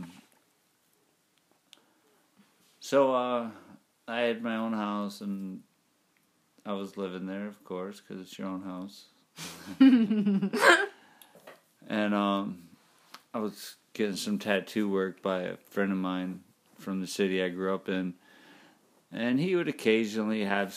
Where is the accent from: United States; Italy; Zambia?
United States; River Rouge, Michigan; now in Detroit, United States; my city I grew up in River Rouge.